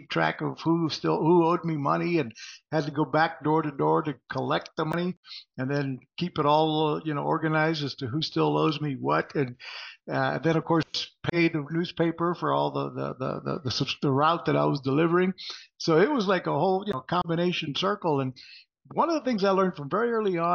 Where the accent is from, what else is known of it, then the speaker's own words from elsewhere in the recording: Puerto Rico; moved away as an adult; also born or lived in Texas; I was growing up in Puerto Rico, and my mother's Mexican. My dad's Mexican.